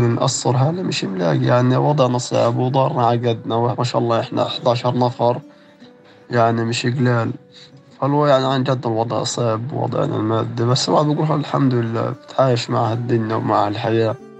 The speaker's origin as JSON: {"language": "Arabic", "town": "Gaza", "region": "Gaza Strip", "country": "Palestine", "tie": "born or raised there", "said": "انولدت في غزة"}